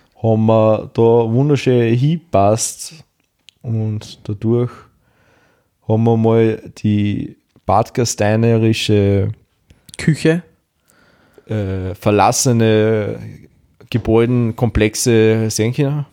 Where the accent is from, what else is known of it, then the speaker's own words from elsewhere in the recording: Austria; als Österreicher